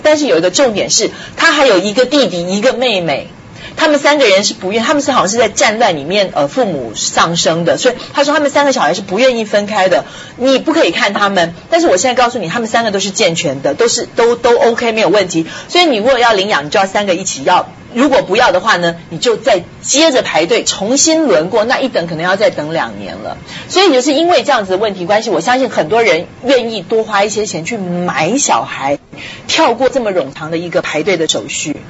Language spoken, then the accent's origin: Chinese; Taiwan; moved away; 台湾呢，就是给小孩儿就， 我们就叫孤儿院